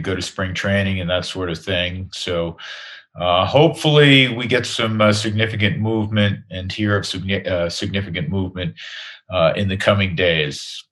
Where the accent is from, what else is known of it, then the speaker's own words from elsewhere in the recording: New York, United States; moved away as an adult; now in Colorado, United States; It was where I was born and raised, and I'm a New Yorker